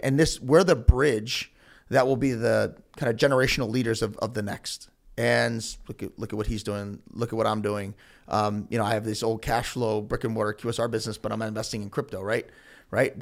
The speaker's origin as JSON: {"language": "English", "town": "Elyria", "region": "Ohio", "country": "United States", "said": "I'm from Elyria"}